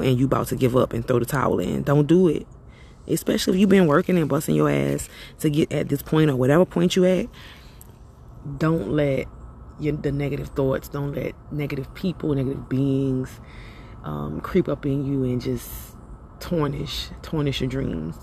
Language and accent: English; Louisiana, United States; now in Atlanta, United States; I'm from Louisiana